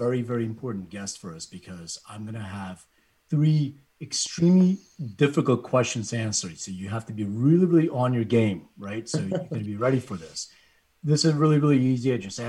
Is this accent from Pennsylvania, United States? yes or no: yes; Philadelphia, Pennsylvania, United States; now in Los Angeles, United States; I'm from Philly